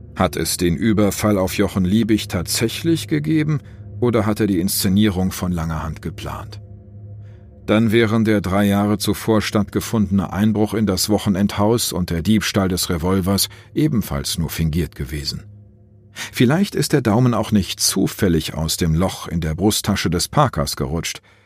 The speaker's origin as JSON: {"language": "German", "town": "Bonn", "region": "North Rhine-Westphalia", "country": "Germany", "tie": "born or raised there", "moved": "yes", "said": "in meiner alten Heimatstadt Bonn"}